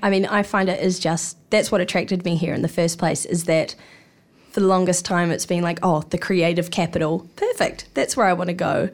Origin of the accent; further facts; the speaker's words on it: Hawke's Bay, New Zealand; moved away as an adult; now in Wellington, New Zealand; I grew up in Te Mātou o Māori Hawke's Bay